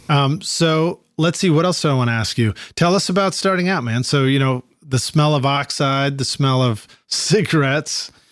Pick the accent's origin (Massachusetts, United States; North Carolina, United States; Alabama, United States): Massachusetts, United States; Dartmouth; originally from Dartmouth, Mass, my hometown too, Massachusetts